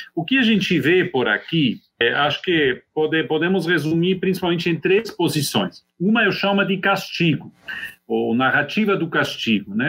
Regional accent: Switzerland; moved away; also born or lived in Brazil; sou suíço e, entre mentes, também brasileiro

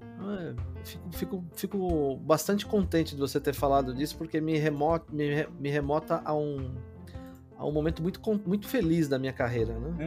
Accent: Brazil; also born or lived in Mexico; um brasileiro que também né, é, é, latino, né? E a gente é latino

